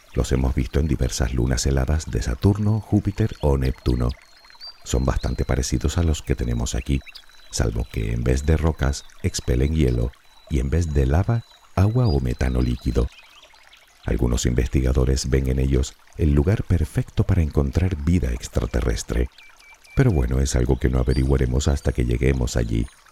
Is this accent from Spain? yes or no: yes; Canary Islands, Spain; Por si aún no lo sabes, soy de las Islas Canarias.